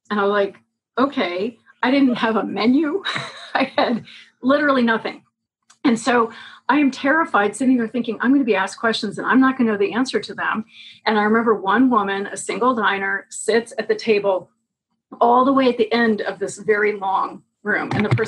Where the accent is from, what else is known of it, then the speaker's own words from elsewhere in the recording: St. Louis, Missouri, United States; also born or lived in Los Angeles; Well, grew up in St. Louis and then Los Angeles and then Louisville, Kentucky.